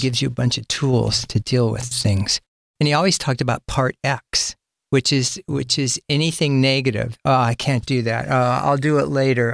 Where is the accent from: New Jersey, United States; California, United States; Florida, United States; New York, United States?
California, United States; Sacramento; I'm from Sacramento, and my first band was from Sacramento